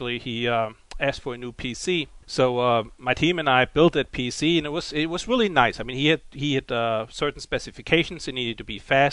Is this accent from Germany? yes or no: yes; Germany; accent: German; English is a second language; moved away; my German accent